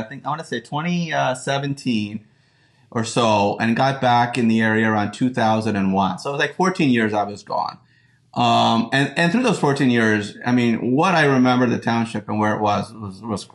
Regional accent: Upper Macungie, Pennsylvania, United States; I grew up in Cameo Woods

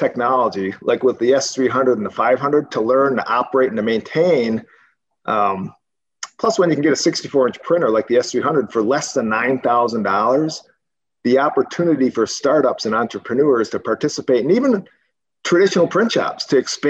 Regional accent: Wisconsin, United States; moved away as an adult; now in Arizona, United States; growing up in Wisconsin, as you guys know, that's where I grew up

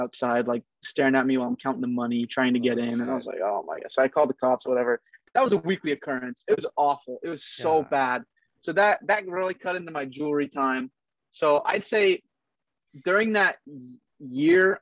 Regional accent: Oregon, United States; also born or lived in Kent, Washington; Right now I'm in Oregon. I'm from Oregon. I'm like an hour away from Portland.

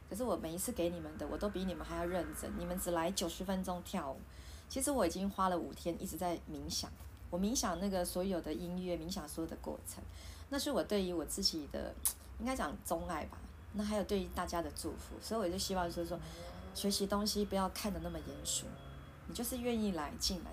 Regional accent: Taiwan; 我们台湾人

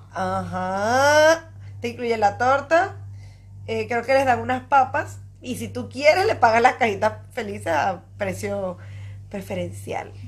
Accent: Barquisimeto, Lara, Venezuela; moved away; en Barquisimeto, mi ciudad natal

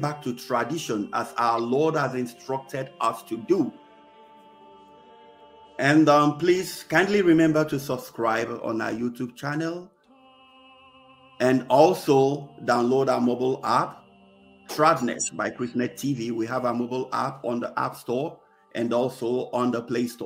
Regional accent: Nigeria; in the eastern part of Nigeria, my home country

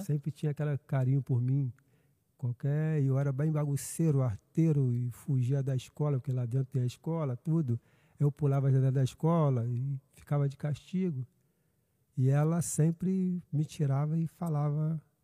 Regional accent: Niterói, Rio de Janeiro, Brazil; moved away as an adult; also born or lived in Maricá; now in Araruama, Brazil; Nascido e criado em Niterói

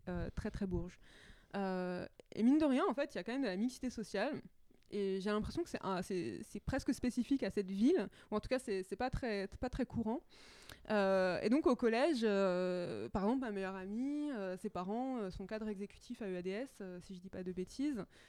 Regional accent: Châtillon, Île-de-France, France; J'ai grandi à, Châtillon, dans les Hauts-de-Seine

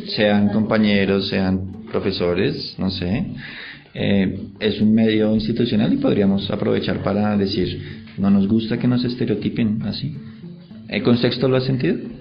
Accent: Colombia; also born or lived in Germany; muchos colombianos cuando salimos del país

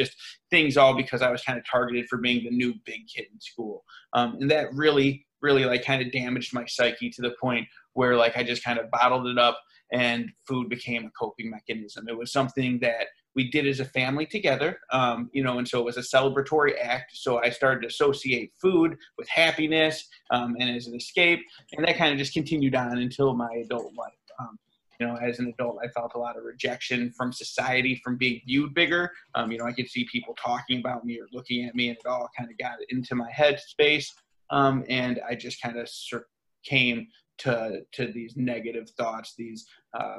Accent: Rockford, Illinois, United States; I'm thrust into the world of public schools, and I'm from Rockford, Illinois

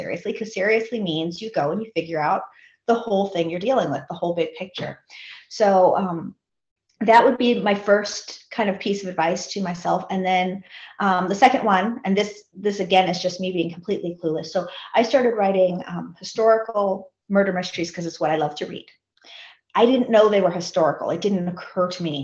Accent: Seattle, Washington, United States; I grew up in Seattle.

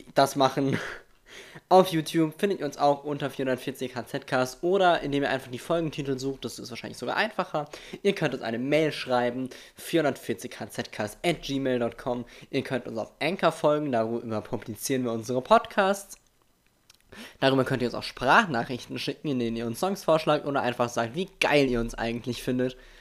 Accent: Germany; mein Heimatdorf

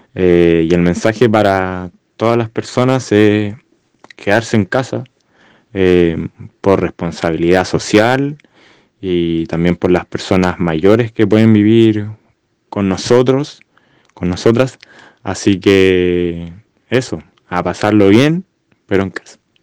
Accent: Santiago, Santiago Metropolitan Region, Chile; como santiaguino

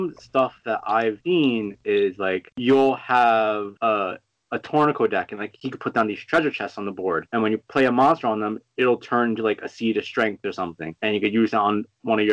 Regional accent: New York City, New York, United States; I'm from New York

